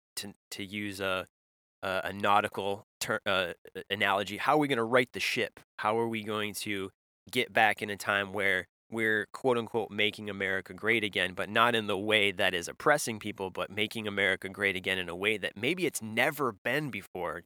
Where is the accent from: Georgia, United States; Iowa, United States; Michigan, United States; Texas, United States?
Michigan, United States; when I grew up in in Michigan